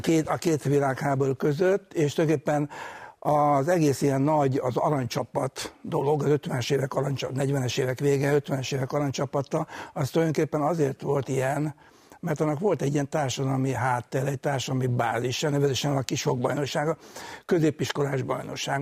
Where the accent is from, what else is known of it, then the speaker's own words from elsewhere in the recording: Budapest, Hungary; úgyhogy egy pesti gyerek voltam